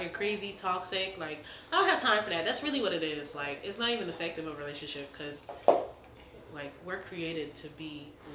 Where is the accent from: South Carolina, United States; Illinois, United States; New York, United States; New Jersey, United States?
South Carolina, United States; Greenville; I'm from Greenville, South Carolina